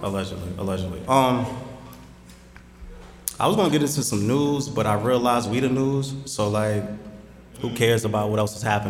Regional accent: Jersey City, New Jersey, United States; We're from Jersey City. We love the city.

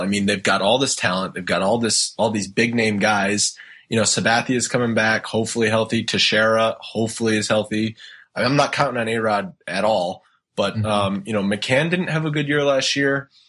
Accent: Rhode Island, United States; now in Boston, United States; I grew up in Rhode Island, uh, and actually, right now I live in Boston

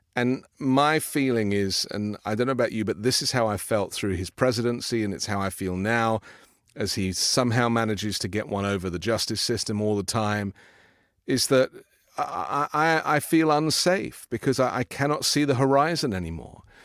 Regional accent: United Kingdom; now in United States; I'm a British

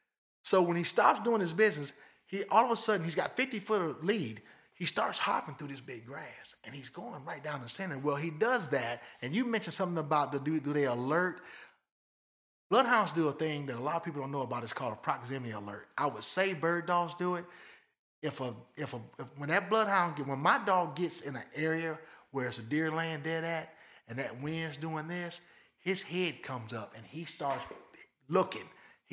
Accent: Michigan, United States; now in Lebanon; I grew up in Michigan

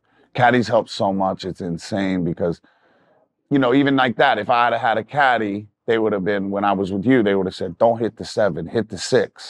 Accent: Virginia Beach, Virginia, United States; also born or lived in North Carolina / New York; now in Los Angeles, United States; I grew up in Virginia Beach in North Carolina.

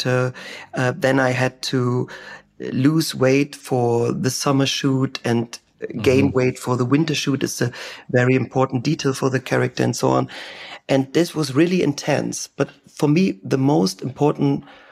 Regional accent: Germany; first language German; English is a second language; German is my native language

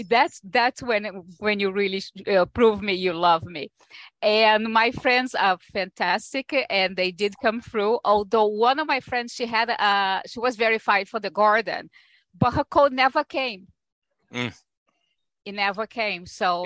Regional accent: Brazil; now in New York, United States; I am originally from Brazil, but I've been here in New York for most of my life by now.

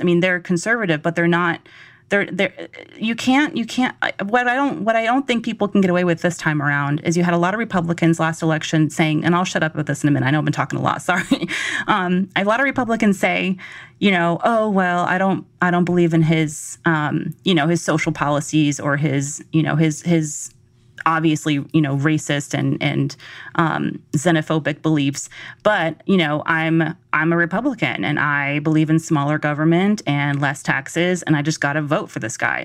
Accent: Georgia, United States; I'm from Georgia

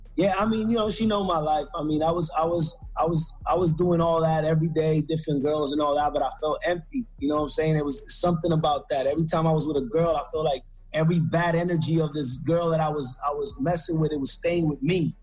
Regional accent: Lawrence, Massachusetts, United States; first language English; moved away; I was born in Lawrence, Massachusetts

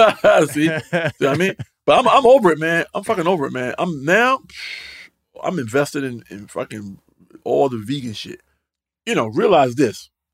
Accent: North Carolina, United States; Like, I'm from North Carolina, man. I done tried it all, bro.

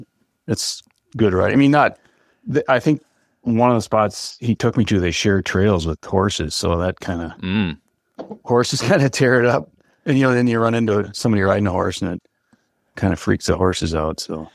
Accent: Iowa, United States; Yeah, I grew up in Northeast Iowa, right near Decorah, and my wife is from Southwest Iowa.

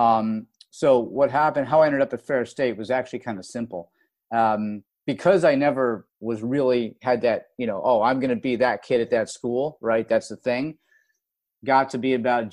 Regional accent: Rochester, New York, United States; moved away as an adult; growing up in Rochester, New York

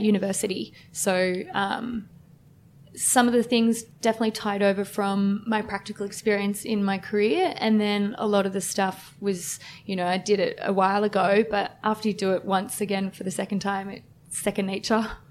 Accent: Woronora, New South Wales, Australia; born or raised there

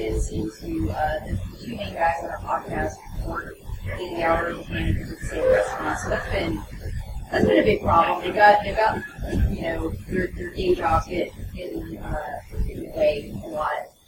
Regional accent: Lubbock, Texas, United States; moved away; I'm originally from Lubbock and Lubbock, Texas, and moved down here

